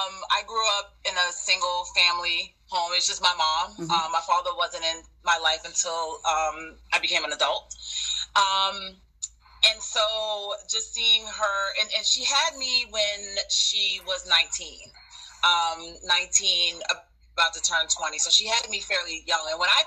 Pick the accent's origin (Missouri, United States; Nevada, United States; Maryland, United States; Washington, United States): Maryland, United States; Baltimore; I grew up in Baltimore, and I grew up in the city, and then we moved out to the county